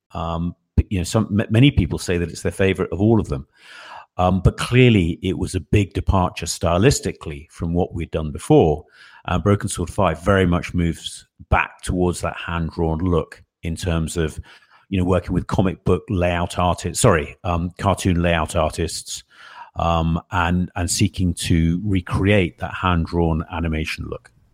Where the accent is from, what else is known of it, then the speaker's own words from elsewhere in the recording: England, United Kingdom; I'm the guy from England